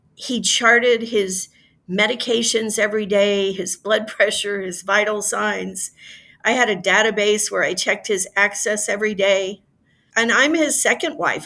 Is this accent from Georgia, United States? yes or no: no; Louisiana, United States; my home state of Louisiana, which is fairly rural